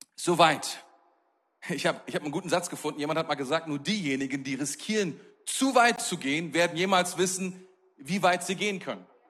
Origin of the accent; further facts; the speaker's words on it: Germany; als Deutsche, als Europäer